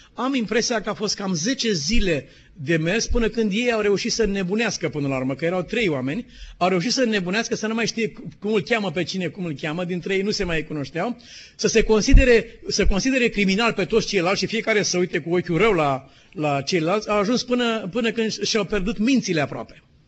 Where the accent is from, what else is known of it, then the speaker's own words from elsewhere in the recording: Romania; suntem români